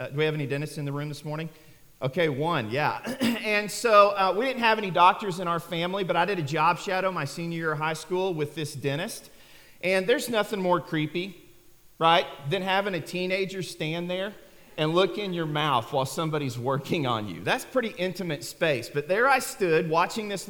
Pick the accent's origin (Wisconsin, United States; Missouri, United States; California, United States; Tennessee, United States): Missouri, United States; Neosho-Joplin area, southwest; moved away as an adult; also born or lived in Arkansas; growing up, I was actually raised in southwest Missouri, down around the Neosho-Joplin area